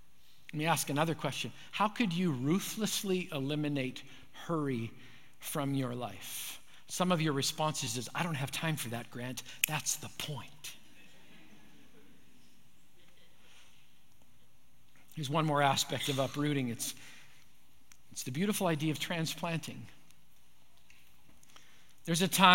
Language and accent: English; Manitoba, Canada; When I grew up in Manitoba